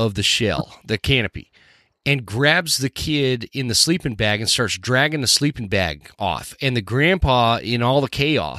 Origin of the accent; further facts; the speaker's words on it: Utah, United States; now in North Idaho, United States; growing up in Utah